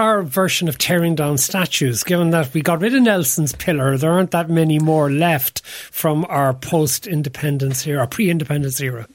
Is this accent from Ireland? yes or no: yes; Cork, Munster, Ireland; where I grew up in Cork